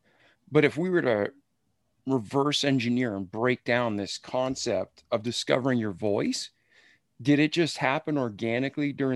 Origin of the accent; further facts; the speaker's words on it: Milford, Massachusetts, United States; moved away; I grew up in Milford, 25 minutes away